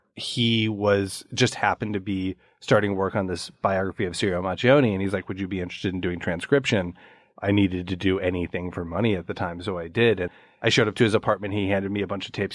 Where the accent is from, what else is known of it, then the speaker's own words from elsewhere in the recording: Chicago, Illinois, United States; my house where I grew up in Chicago